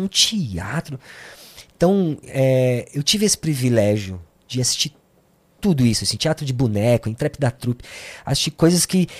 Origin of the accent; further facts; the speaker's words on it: São Paulo, Brazil; also born or lived in Santo André / Sapopemba, São Paulo; A gente veio pro Ipiranga, uhum. onde sempre vivi.